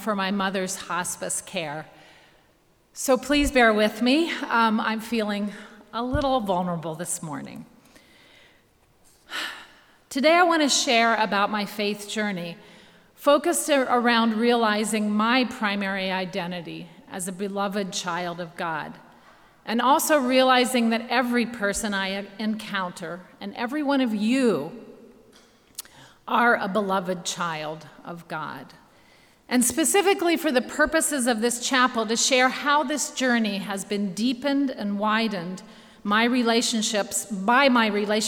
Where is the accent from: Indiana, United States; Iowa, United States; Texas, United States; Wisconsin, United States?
Indiana, United States; Goshen; moved away as an adult; also born or lived in Haiti / Dove Creek, Colorado / Tanzania / Ethiopia; now in Goshen, United States; I grew up in the Mennonite church, most of that time in Goshen, here at College Church